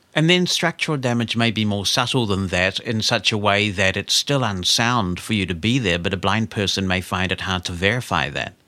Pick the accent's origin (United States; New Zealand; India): New Zealand; Auckland; we grew up in Auckland